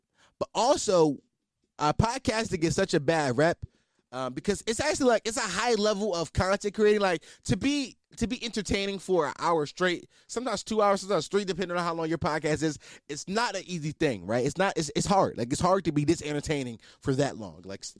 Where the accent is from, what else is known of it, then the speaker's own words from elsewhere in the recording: Philadelphia, Pennsylvania, United States; I mean, I'm from Philly. I should be able to do it.